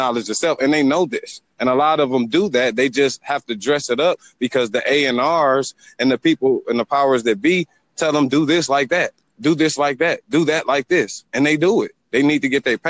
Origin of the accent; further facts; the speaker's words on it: Detroit, Michigan, United States; I'm from Detroit